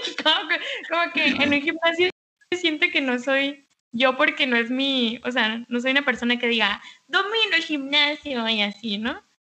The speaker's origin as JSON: {"language": "Spanish", "town": "Mexicali", "region": "Baja California", "country": "Mexico", "tie": "born or raised there", "said": "mi tierra natal es la ciudad de Mexicali, Baja California"}